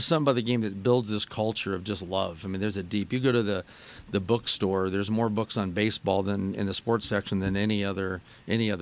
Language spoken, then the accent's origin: English; Birmingham, Michigan, United States; growing up in Birmingham, Michigan